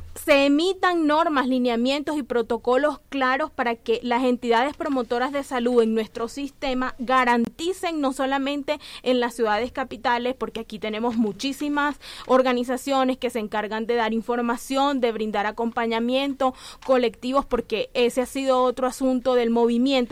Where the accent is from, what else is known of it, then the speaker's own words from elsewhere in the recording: Colombia; nosotros teníamos como mujeres colombianas